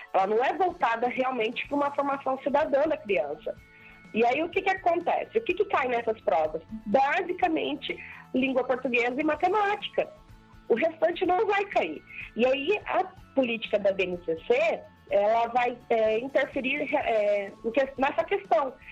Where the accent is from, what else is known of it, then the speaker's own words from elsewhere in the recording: Mato Grosso do Sul, Brazil; eu nunca saí aqui do Mato Grosso do Sul